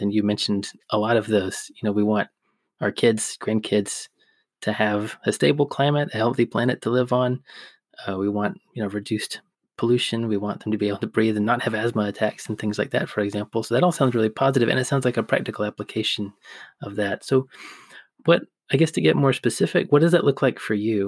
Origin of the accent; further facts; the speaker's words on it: Georgia, United States; also born or lived in Kentucky; now in England, United Kingdom; I also grew up in the Southeast. I grew up in Georgia